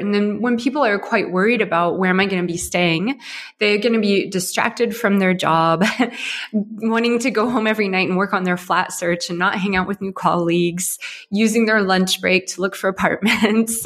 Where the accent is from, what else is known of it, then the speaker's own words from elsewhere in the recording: Ohio, United States; moved away as an adult; now in Berlin, Germany; I come from Ohio in the U.S.